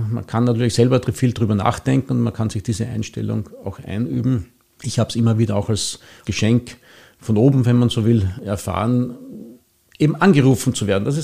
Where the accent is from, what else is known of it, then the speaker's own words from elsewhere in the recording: Mauer, Vienna, Austria; Ich bin hier in Mauer aufgewachsen. Ich bin hier Ministrant gewesen in der Kirche.